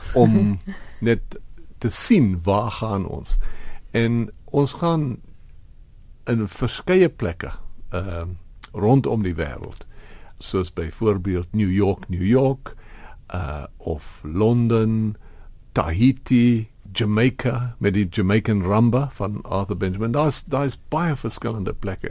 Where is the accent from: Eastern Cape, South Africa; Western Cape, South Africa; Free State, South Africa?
Eastern Cape, South Africa; Port Elizabeth; ek kom uit Port Elizabeth